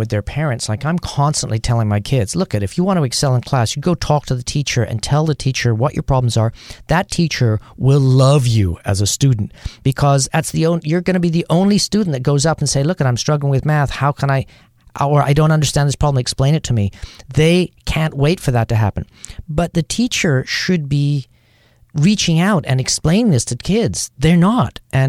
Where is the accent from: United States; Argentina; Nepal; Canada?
Canada; moved away; also born or lived in Thailand; I'm from Canada